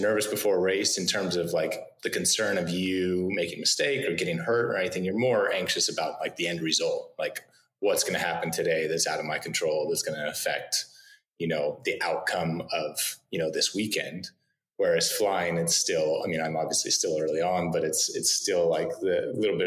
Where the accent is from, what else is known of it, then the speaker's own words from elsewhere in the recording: Northern California, United States; I grew up in Northern California.